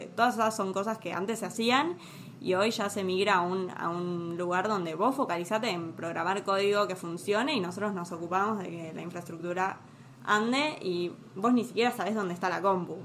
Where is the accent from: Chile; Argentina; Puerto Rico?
Argentina; Tigre, Buenos Aires Province; yo soy de Tigre